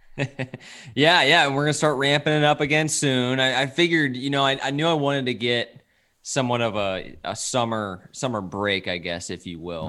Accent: Bloomington, Illinois, United States; moved away as an adult; also born or lived in Wisconsin / Columbia, Missouri / Michigan; now in St. Louis, United States; born and raised in Bloomington, Illinois

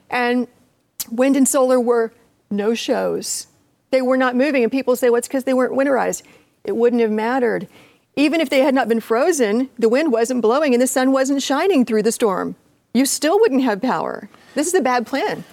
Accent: Appalachia, United States; I'm from Appalachia

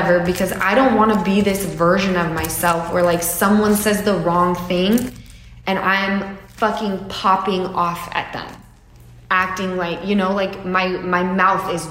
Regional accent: Utah, United States; I come from Utah

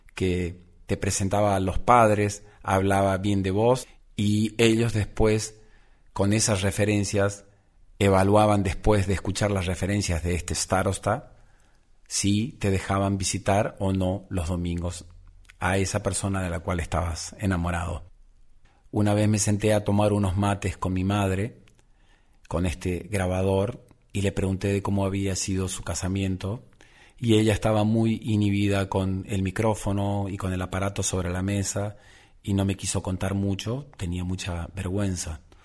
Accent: Misiones, Argentina; moved away; mi lugar de origen

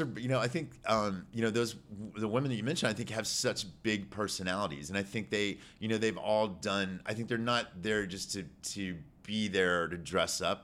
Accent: Houston, Texas, United States; also born or lived in New York; I grew up in the River Oaks area

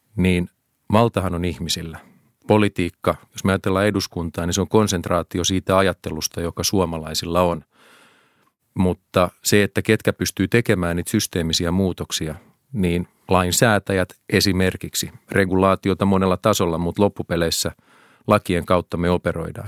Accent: Helsinki, Uusimaa, Finland; mä oon todella ylpeä kotikaupungistani

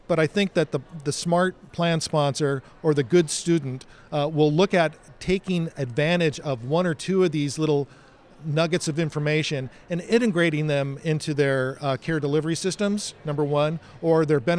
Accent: California, United States; Growing up in Southern California, I think it's almost mandatory that you get a job at Disneyland.

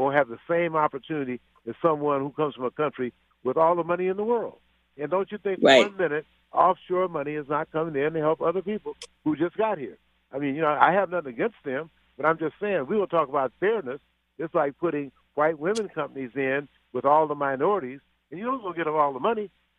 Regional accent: Louisiana, United States; And I'm from Louisiana

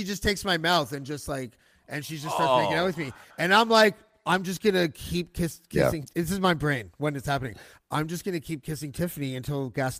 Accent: Canada; I'm not a radio station and I'm from Canada.

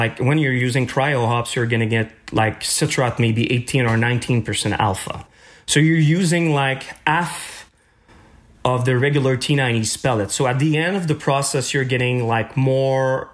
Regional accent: Chicoutimi, Quebec, Canada; moved away as an adult; now in Montreal, Canada; I'm coming from Chicoutimi

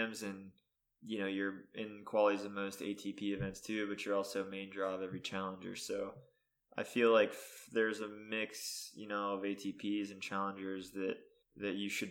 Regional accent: Pittsburgh, Pennsylvania, United States; also born or lived in Florida; I'm actually from Pittsburgh, not Philly. So I'm on the west side of PA.

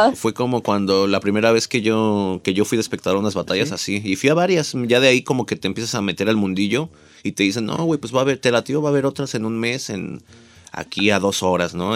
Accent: Ciudad Nezahualcóyotl, State of Mexico, Mexico; yo nací en, en Ciudad Nezahualcóyotl

